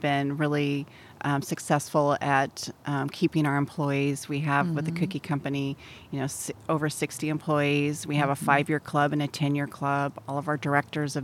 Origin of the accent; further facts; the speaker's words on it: Southern California, United States; also born or lived in Templeton, California / back east; I'm from Southern California. Okay. Went to high school up here in Templeton.